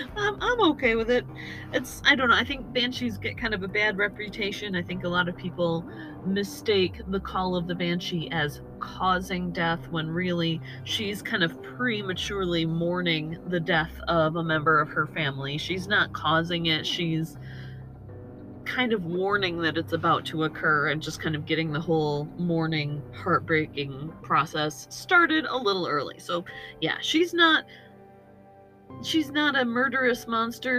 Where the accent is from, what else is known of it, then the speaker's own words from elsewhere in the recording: United States; despite being of Irish descent myself, I grew up in America